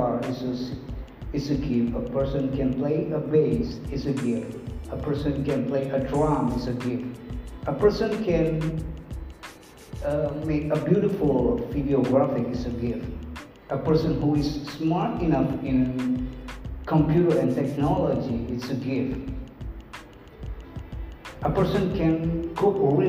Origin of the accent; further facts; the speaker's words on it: Kupang, East Nusa Tenggara, Indonesia; English is a second language; This is English, this is not my mother language. I don't born with English in my mouth. I was born in Kupang, in a very far east side of Indonesia